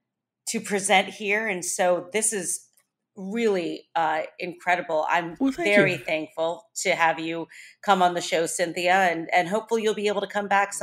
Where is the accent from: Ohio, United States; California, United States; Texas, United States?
Ohio, United States; Bowling Green State University in my home state of Ohio.